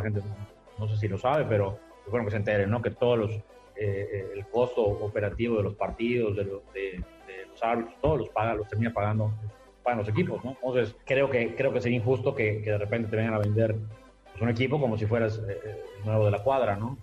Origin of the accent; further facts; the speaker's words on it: Yucatán, Mexico; nosotros la directiva todos somos, todos somos eh, yucatecos, crecimos acá